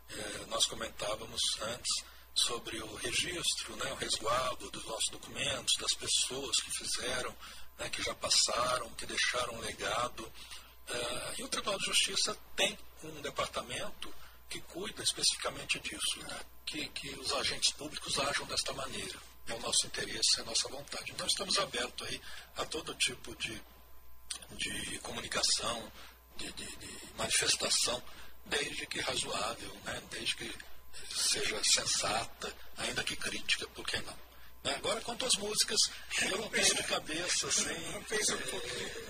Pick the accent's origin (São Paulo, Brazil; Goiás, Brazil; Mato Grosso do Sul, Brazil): Mato Grosso do Sul, Brazil; Campo Grande; Eu sou natural aqui de Campo Grande mesmo, sou um dos, dos poucos né, magistrados aqui do Estado, nasci em Campo Grande, de família descendo dos fundadores de Campo Grande, é né, Antônio Pereira e seu filho Antônio Luiz